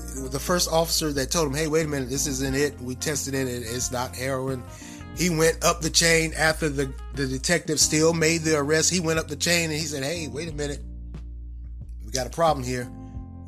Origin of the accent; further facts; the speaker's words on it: Raleigh, North Carolina, United States; I was born and raised in Raleigh